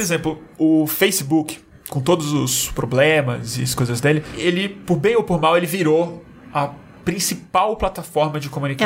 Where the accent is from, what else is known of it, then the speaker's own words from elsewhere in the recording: Brazil; A gente é brasileiro, a gente fala uma língua